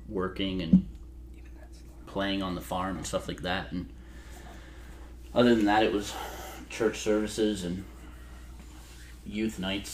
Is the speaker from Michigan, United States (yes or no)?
yes; Michigan, United States; moved away as an adult; Michigan. Lived, yeah. Was born and lived the same place till I was 22.